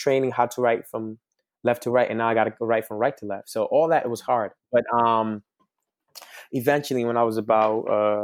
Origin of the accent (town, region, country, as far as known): Senegal; born or raised there; moved away; also born or lived in Harlem, New York, United States